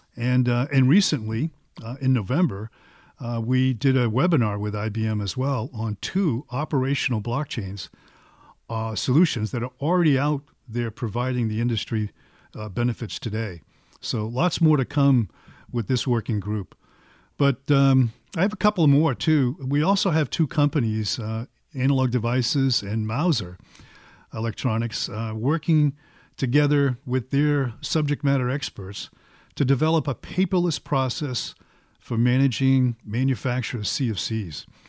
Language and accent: English; Boston, Massachusetts, United States; I'm from Boston, so it's probably, everything is wicked good